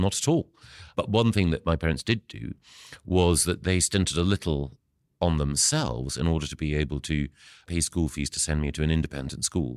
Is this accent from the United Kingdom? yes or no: yes; Aberdeen, Scotland, United Kingdom; moved away; also born or lived in Edinburgh; I was born in Aberdeen